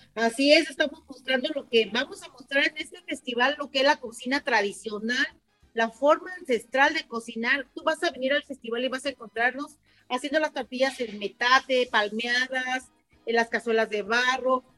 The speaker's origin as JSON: {"language": "Spanish", "region": "Michoacán", "country": "Mexico", "said": "una tradición de mi pueblo"}